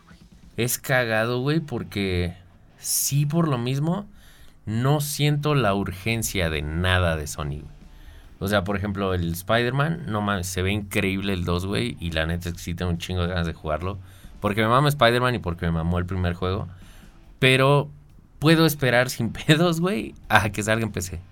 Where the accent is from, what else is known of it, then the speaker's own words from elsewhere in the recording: Mexico; como mexicano